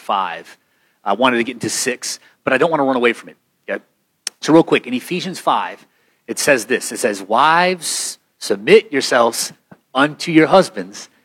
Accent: United States; as an American

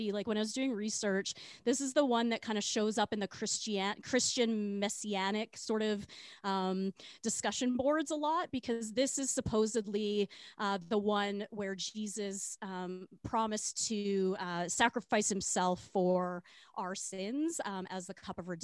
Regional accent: Regina, Saskatchewan, Canada; I grew up in Regina

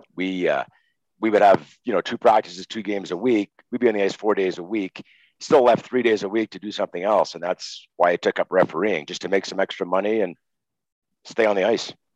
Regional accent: Montreal, Quebec, Canada; I'm a kid from Montreal, grown up watching Guy Lafleur.

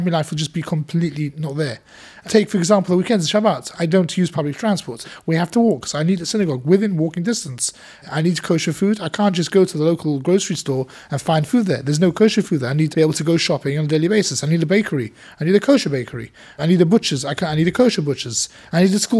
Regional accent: London, United Kingdom; been a community activist here in the area, which I've lived all my life

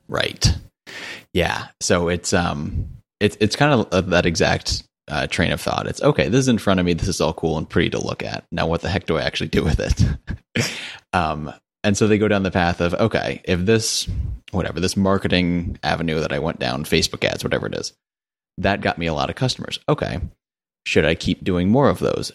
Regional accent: Connecticut, United States; now in Charlotte, United States; I'm from Connecticut originally, which is not very exciting, but I live in Charlotte, North Carolina now

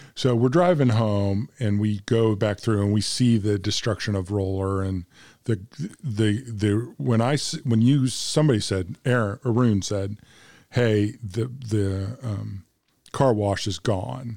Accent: Bloomington, Illinois, United States; now in Little Rock, United States; from Bloomington Normal as well

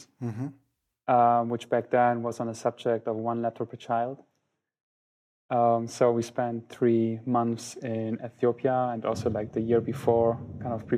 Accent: Germany; also born or lived in Poland; I'm originally from Poland, but my parents moved to Germany in 1990. So I went here to school and everything

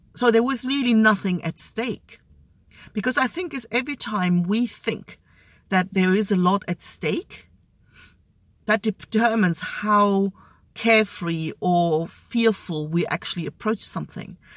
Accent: East Germany, Germany; also born or lived in Australia; now in Spain; growing up in East Germany

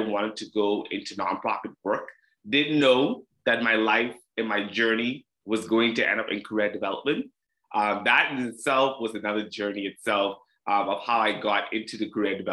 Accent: Treasure Cay, Abaco, Bahamas; moved away as an adult; also born or lived in Prince Edward Island; now in Halifax, Canada; Grew up all the way in Treasure Key, Abaco, Bahamas. I'm a Bahamian, proud to be a Bahamian

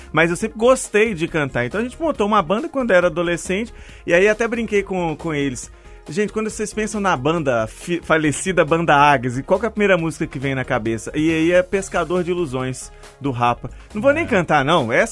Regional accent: Mariana, Minas Gerais, Brazil; moved away as an adult; now in Belo Horizonte, Brazil; Para quem vem de Mariana, que tem mais de 300, que é uma senhora

